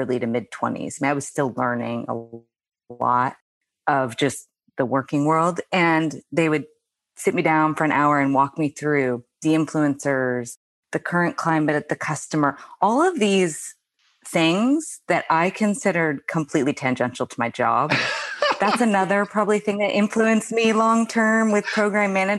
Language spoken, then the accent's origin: English; United States; moved away as an adult; also born or lived in Australia; the US, where is my home country